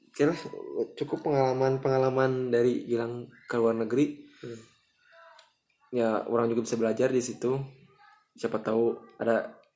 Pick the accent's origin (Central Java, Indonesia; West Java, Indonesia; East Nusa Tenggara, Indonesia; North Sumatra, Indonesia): West Java, Indonesia; Bandung; kita orang Bandung misalkan merantau ke Jakarta